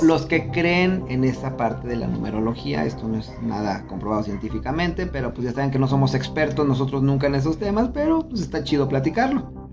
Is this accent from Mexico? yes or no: yes; Mexico; todos como mexicanos nos ayudamos